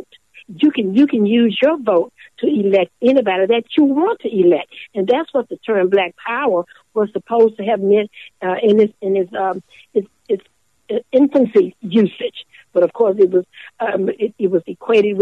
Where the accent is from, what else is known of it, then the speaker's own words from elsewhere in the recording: Canton, Mississippi, United States; moved away as an adult; also born or lived in California; my hometown